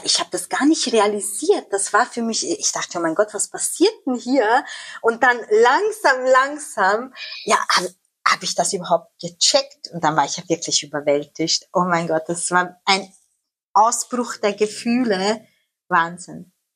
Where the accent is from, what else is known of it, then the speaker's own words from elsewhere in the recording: Amstetten, Lower Austria, Austria; now in Netherlands; ich bin ja in Österreich aufgewachsen